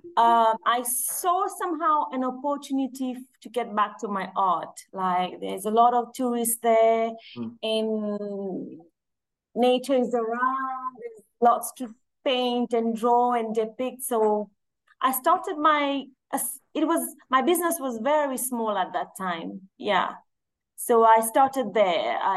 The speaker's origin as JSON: {"language": "English", "country": "Mauritius", "tie": "born or raised there", "moved": "yes", "lives_now": "Seychelles", "said": "I was born in Mauritius. My father is Mauritian and my mom is Seychelles"}